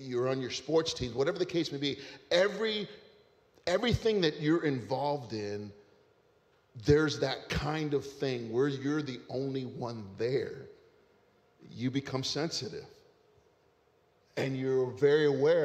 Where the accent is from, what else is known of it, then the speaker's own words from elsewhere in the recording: Ohio, United States; moved away; I was in my hometown in Ohio. All right. The place where I grew up